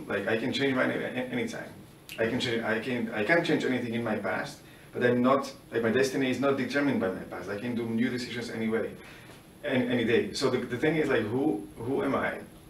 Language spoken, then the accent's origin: English; Slovakia; I'm from Slovakia